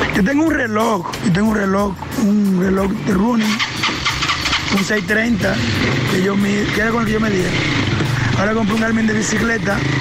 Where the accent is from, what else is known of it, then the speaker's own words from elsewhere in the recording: Monte Plata, Dominican Republic; yo soy de aquí de Monteplata